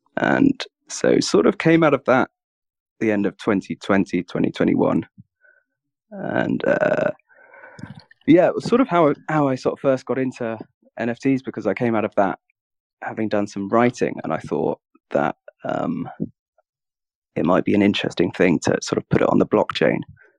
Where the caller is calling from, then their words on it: London, United Kingdom; I'm calling from London in the UK.